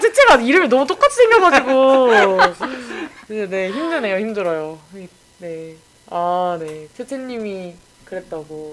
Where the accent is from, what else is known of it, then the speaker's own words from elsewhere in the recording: Incheon, South Korea; 제가 그 본가가 송도여가지고